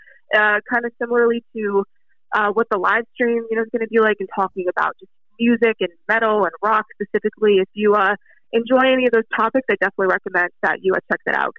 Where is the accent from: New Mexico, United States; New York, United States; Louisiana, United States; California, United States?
New York, United States; Hudson Valley; born or raised there; now in Philadelphia, United States